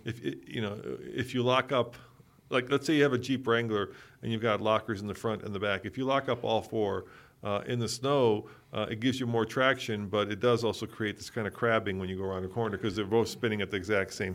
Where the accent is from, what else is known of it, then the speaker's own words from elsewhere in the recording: Czechia; moved away; I'm Czech, and it, it, I was born in the Czech Republic